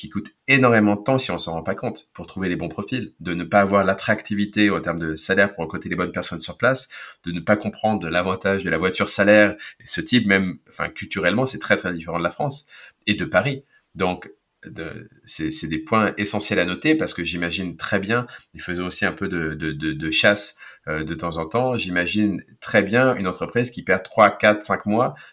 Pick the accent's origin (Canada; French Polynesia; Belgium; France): Belgium; Ghent, Flanders; de gants, ma, ma ville natale